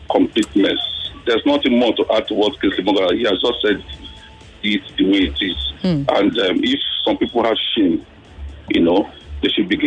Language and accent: English; Nigeria; it's sad for me as a Nigerian